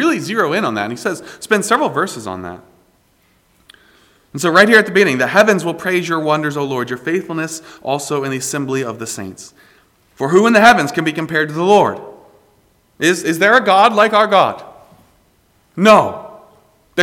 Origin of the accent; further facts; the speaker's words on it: South Carolina, United States; I am proud to be from South Carolina. And you all know very well that I'm from South Carolina